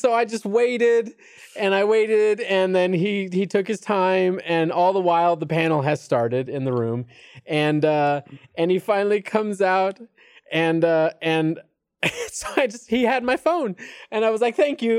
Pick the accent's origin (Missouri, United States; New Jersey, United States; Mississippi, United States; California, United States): California, United States; accent: Californian; moved away as an adult; now in Texas, United States; Because I'm from California. I've lived there for 30 years. And while I've been here for a while, it's definitely like I consider myself a Californian. I think I sound like a Californian. I think I act like a Californian.